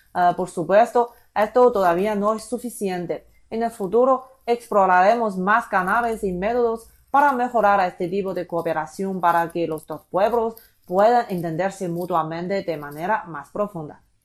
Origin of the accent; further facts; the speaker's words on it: China; moved away as an adult; now in Brazil; como periodista chino que trabaja en Brasil